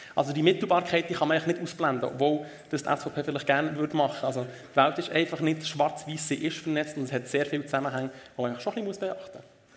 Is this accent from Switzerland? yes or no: yes; Switzerland